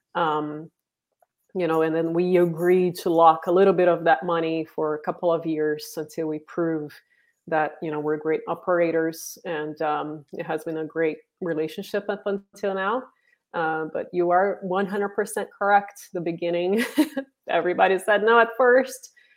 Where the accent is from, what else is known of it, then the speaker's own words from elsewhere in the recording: Brazil; moved away as an adult; now in San Francisco Bay Area, United States; I'm originally from Brazil and, uh, moved to the, to, um, San Francisco Bay Area twenty years ago